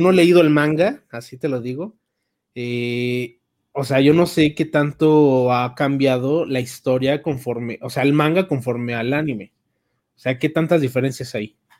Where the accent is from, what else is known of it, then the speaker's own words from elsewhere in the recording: Mexico; somos de México